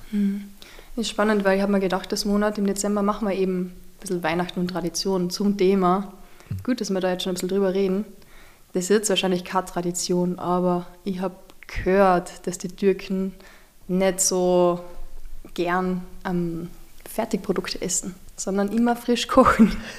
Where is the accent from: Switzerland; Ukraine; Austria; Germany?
Austria; als gebürtiger Österreicherin